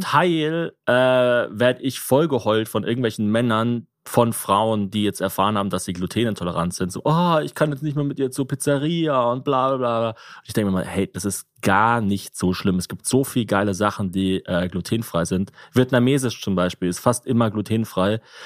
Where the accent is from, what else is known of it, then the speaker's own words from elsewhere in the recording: Ulm, Baden-Württemberg, Germany; Bei uns in Ulm